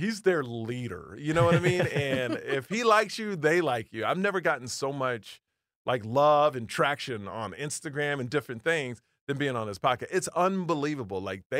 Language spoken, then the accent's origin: English; Houston, Texas, United States; I grew up in Houston, Texas, all like white people, right?